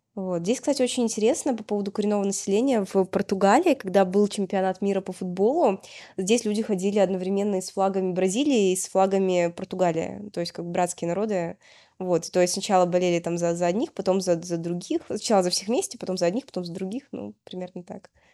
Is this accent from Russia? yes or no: yes; Yekaterinburg, Sverdlovsk Oblast, Russia; moved away as an adult; also born or lived in Moscow / Saint Petersburg; now in Lisbon, Portugal; я изначально родилась в Екатеринбурге, прожила там до окончания школы